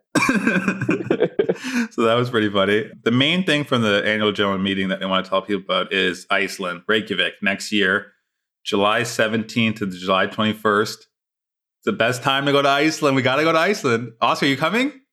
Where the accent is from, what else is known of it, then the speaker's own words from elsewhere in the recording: Toronto, Ontario, Canada; also born or lived in London, Ontario / Montreal, Quebec / Charlotte, North Carolina; I'm born and raised in Toronto